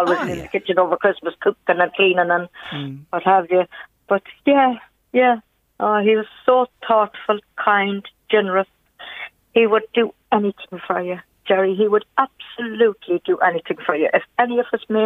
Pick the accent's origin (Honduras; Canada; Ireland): Ireland; Mayo, Connacht; moved away; Myself and my husband's originally yeah. from Mayo.